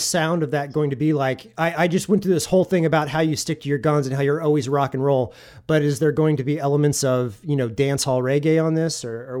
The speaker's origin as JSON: {"language": "English", "town": "Kansas City", "country": "United States", "said": "I'm from Kansas City"}